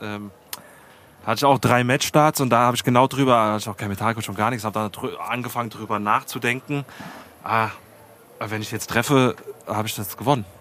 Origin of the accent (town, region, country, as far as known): Heusenstamm, Hesse, Germany; born or raised there